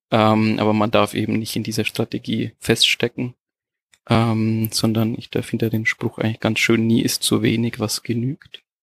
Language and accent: German; Germany; moved away as an adult; now in Portugal; wir kommen ja aus, aus Deutschland, wir hatten ja eine schöne Wohnsituation.